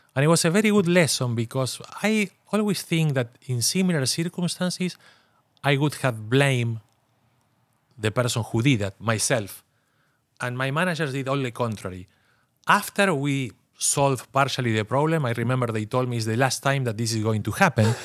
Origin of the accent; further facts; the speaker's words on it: Argentina; I'm from Argentina